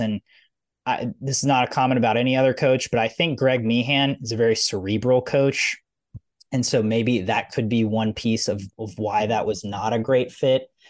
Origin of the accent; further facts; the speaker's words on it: United States; I'm American.